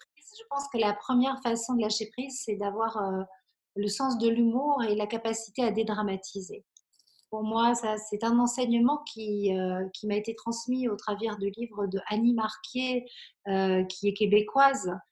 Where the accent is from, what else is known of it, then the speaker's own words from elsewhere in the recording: Belgium; now in Aix-en-Provence, France; j'ai grandi en Belgique